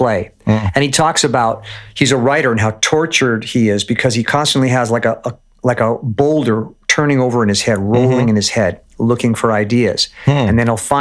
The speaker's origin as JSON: {"language": "English", "town": "Los Angeles", "region": "California", "country": "United States", "tie": "born or raised there", "said": "Born and raised in LA in the San Fernando Valley, a town called Pacoima, which is North Valley"}